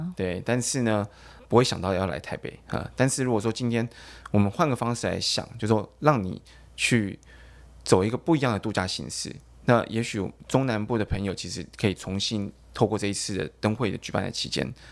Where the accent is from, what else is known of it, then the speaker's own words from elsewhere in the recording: Taichung, Taiwan; moved away as an adult; now in Keelung, Taiwan; 我其实是台中人啊，但是我现在嫁到基隆去了